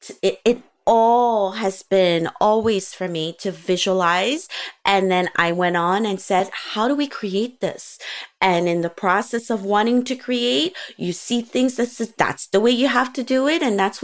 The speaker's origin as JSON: {"language": "English", "country": "Gabon", "tie": "born or raised there", "also_born_or_lived": "United States", "said": "I was born in the States, we lived in Africa, in Gabon."}